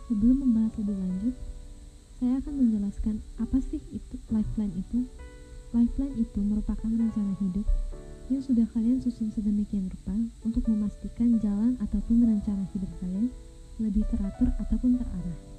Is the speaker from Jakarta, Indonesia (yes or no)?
yes; Jakarta, Indonesia; born there; saya lahir di Jakarta, dan saat ini saya berkuliah di Universitas Sriwijaya.